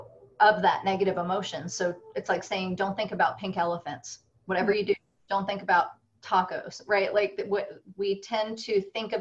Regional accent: New Jersey, United States; as a Jew growing up in New Jersey

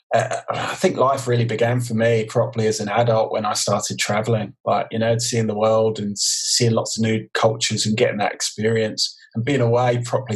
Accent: London, United Kingdom; moved away as an adult; also born or lived in Stratford; now in Adelaide, Australia; growing up in East London

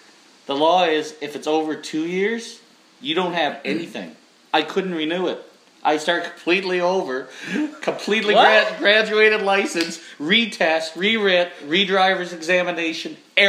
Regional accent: Charlotte County, New Brunswick, Canada; I'm from Charlotte County.

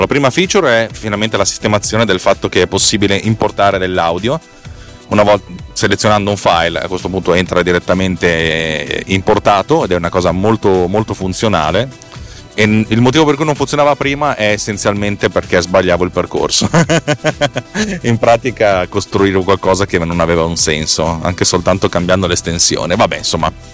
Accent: Bareggio, Lombardy, Italy; scuole medie di Bareggio mi avevano infilato dentro la classe di francese

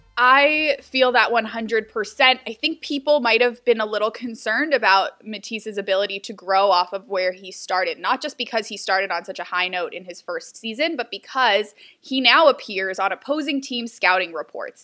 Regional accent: Houston, Texas, United States; now in Philadelphia, United States; I'm from Houston

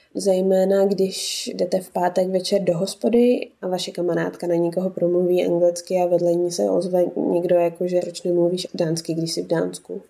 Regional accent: Mariánské Lázně, Karlovy Vary Region, Czechia; moved away as an adult; also born or lived in Domažlice, Czech Republic; now in Denmark; když jsem vyrůstala v Mariánských Lázních, tak jsme bydleli v takovém

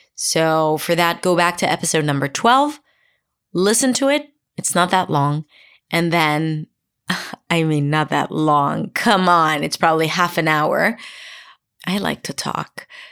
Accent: Israel; first language Hebrew; English is a second language; Hebrew, for example, my native language, is a lot more monotone. And if I were to apply the Israeli intonation

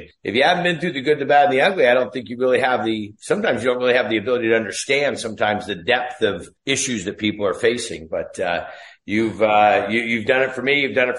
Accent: Ferndale, California, United States; So anyhow, I grew up in Northern California. If you ever saw the movie Outbreak with Dustin Hoffman, that's a little town that I was raised in, a little town called Ferndale.

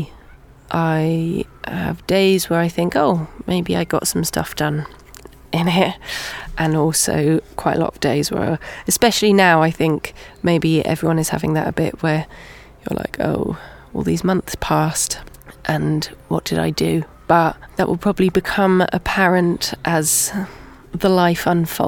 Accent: Winchester, South East England, United Kingdom; moved away; also born or lived in Bristol; I grew up here in Winchester

